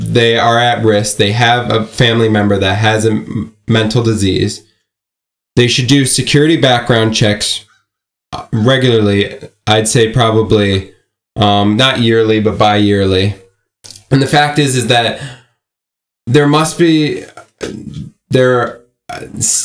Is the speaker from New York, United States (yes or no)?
no; Newtown, Connecticut, United States; I am from Newtown